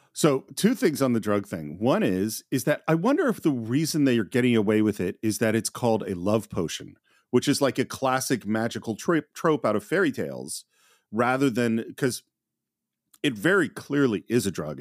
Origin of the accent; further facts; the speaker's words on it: San Francisco Bay Area, California, United States; I'm from the San Francisco Bay Area.